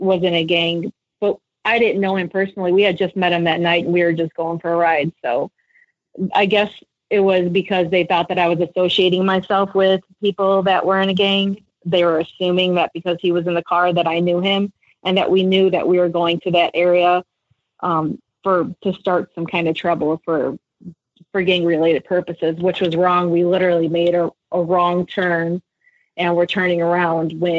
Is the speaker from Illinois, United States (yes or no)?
yes; Chicago, Illinois, United States; I grew up in Chicago and I didn't live in the best neighborhood